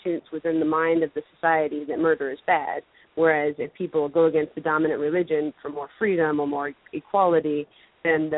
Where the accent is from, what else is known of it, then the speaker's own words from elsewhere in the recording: Orange County, California, United States; in Orange County where I was growing up